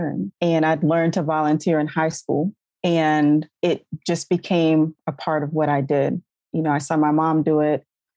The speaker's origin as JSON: {"language": "English", "region": "South Carolina", "country": "United States", "moved": "yes", "said": "I'm originally from South Carolina. I was living in North Carolina at the time"}